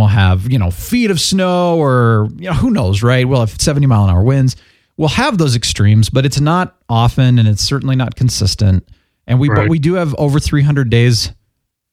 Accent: California, United States; now in Colorado, United States; I was born in California

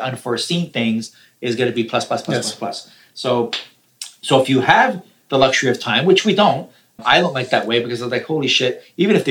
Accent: Toronto, Ontario, Canada; I'm from Toronto

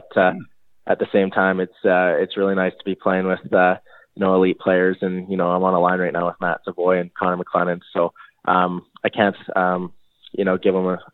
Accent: Chilliwack, British Columbia, Canada; now in Winnipeg, Canada; I was born and raised Chilliwack, BC

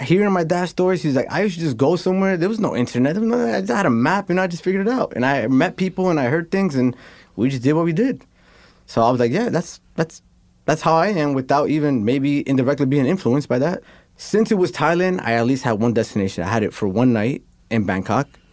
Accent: New York, United States; I'm from New York

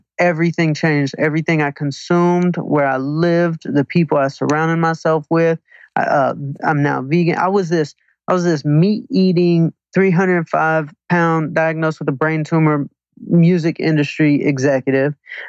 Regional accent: Atlanta, Georgia, United States; now in Manhattan Beach, United States; Atlanta, Georgia.

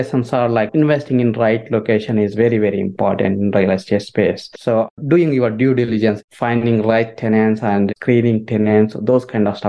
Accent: India; moved away; So basically, I came from India in 2007.

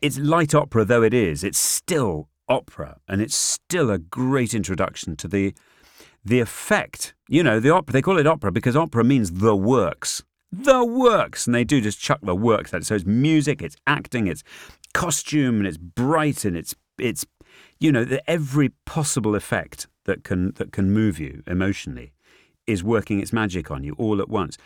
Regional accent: Northumberland, North East England, United Kingdom; I grew up in Northumberland

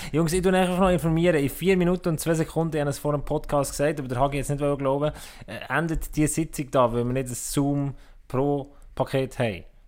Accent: Switzerland; wir Schweizer

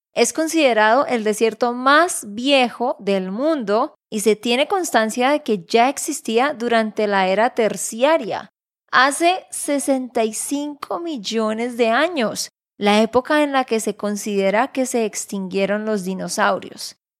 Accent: Santander, Colombia; de Santander, Colombia

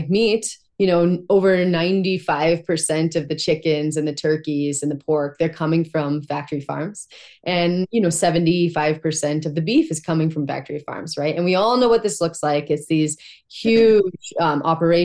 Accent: Montana, United States; I grew up in Montana. These are my people

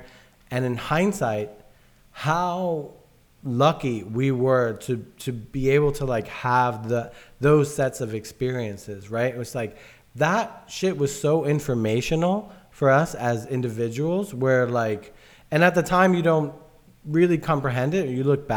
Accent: New York City, New York, United States; a kid from the South Bronx

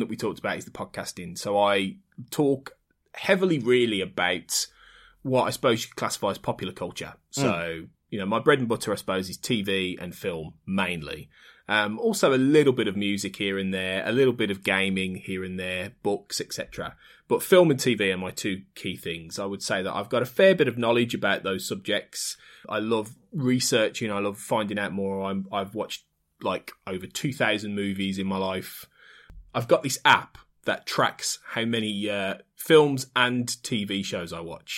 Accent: Birmingham, West Midlands, United Kingdom; So I'm from Birmingham in the Midlands, and born and bred in slightly north Birmingham

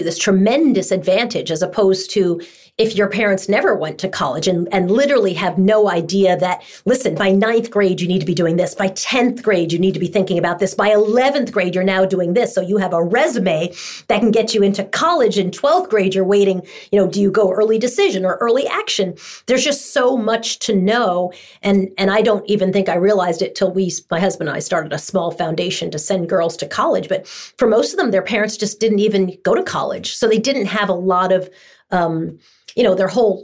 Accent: Long Island, New York, United States; I grew up in Long Island

